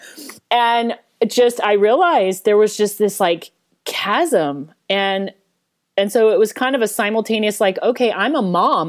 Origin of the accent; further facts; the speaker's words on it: Denver, Colorado, United States; I grew up in Denver